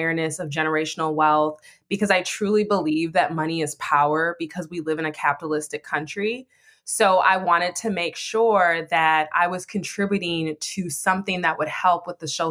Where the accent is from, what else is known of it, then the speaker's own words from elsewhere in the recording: Minneapolis, Minnesota, United States; This is my city, which is Minneapolis, where I was born and raised